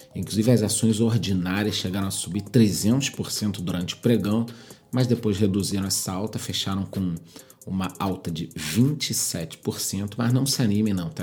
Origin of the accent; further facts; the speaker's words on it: Brazil; nós somos brasileiros